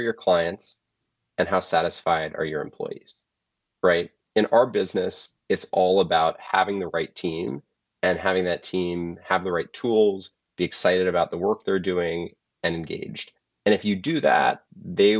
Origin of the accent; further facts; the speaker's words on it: Colorado, United States; moved away; I'm from Colorado originally